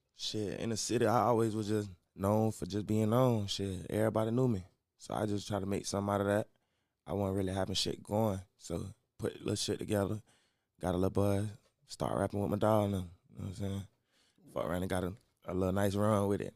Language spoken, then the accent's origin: English; Orlando, Florida, United States; I'm from Orlando, Florida. Rico Cartel, Silver Pines